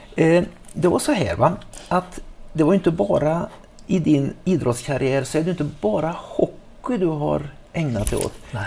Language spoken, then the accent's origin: Swedish; Trollhättan, Västra Götaland, Sweden; moved away; hemma i Trollhättan